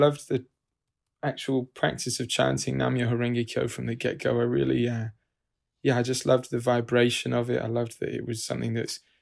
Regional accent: United Kingdom; now in New York City, United States; originally from the UK, but lived here for several years

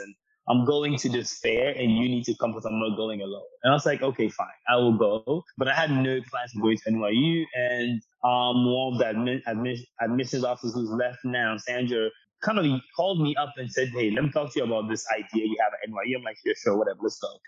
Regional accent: Ghana; moved away as an adult; also born or lived in United States; I'm born and raised in Ghana, just for context to your listeners. So born and raised in Ghana, about 18 years old, I decided I wanted to move to the States

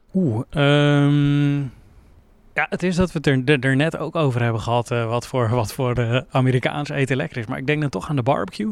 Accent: Netherlands; also born or lived in Leiden; wij komen uit Nederland

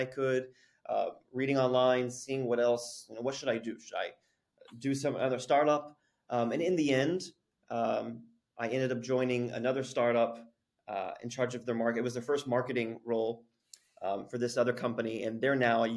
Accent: Abilene, Texas, United States; moved away as an adult; also born or lived in Lubbock, Texas; now in South Korea; I grew up in a small town, Abilene, Texas.

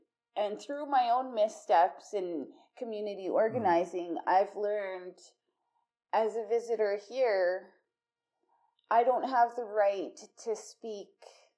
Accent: Calgary, Alberta, Canada; also born or lived in Leask, Saskatchewan; I was born in Leask, Saskatchewan. My mom is Cree Métis, and my dad is mixed Ojibwe, Métis mixed as well. My mom moved with me to Calgary when I was a baby, so I basically grew up here in Treaty 7.

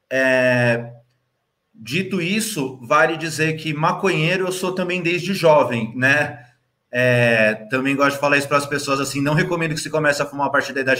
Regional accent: São Paulo, Brazil; eu nasci ali no Santa Catarina e aí morei em Interlagos, depois no Capão Redondo pelo resto da vida

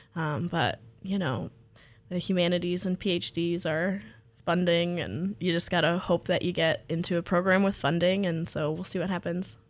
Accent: Freeport, Texas, United States; I grew up in Freeport, Texas

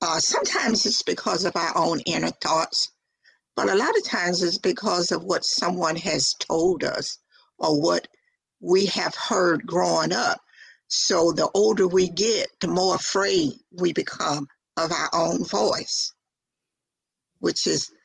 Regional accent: the South, United States; accent: country twang; I'm from the South, so therefore I have that country twang in my voice

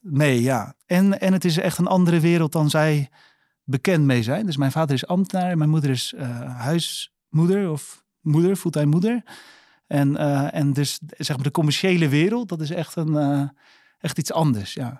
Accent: Netherlands; Wij zijn opgegroeid in Boomkwekerijdorp

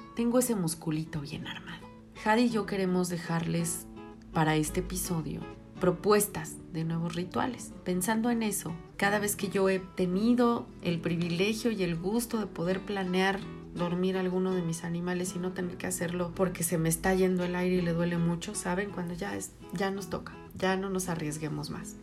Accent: Mexico; somos mexicanos

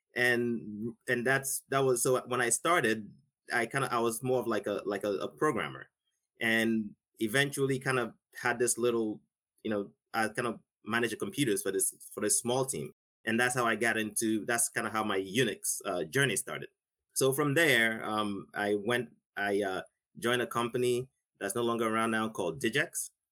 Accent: Nigeria; now in United States; I grew up in Nigeria, never touched a computer in my life.

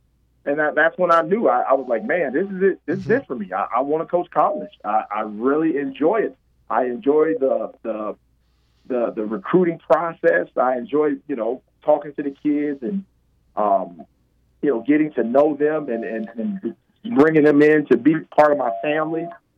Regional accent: Detroit, Michigan, United States; But you know, Detroit. I grew up in Detroit.

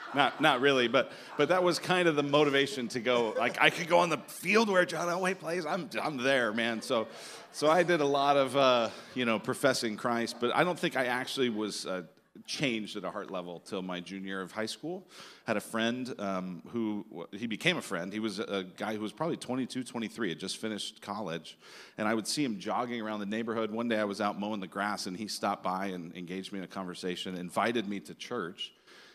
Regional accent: Denver, Colorado, United States; now in Phoenix, United States; I'm originally from Denver, Colorado. And, Yeah, went to high school, kind of born and raised in Denver

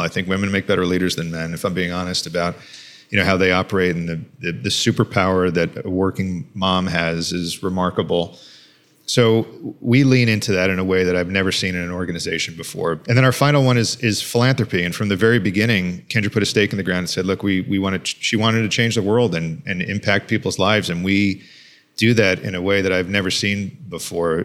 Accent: Long Island, New York, United States; I grew up on Long Island, New York

